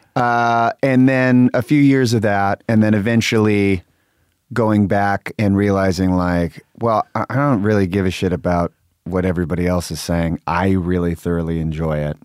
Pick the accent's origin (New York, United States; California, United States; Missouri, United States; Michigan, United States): California, United States; Sacramento; I grew up in Sacramento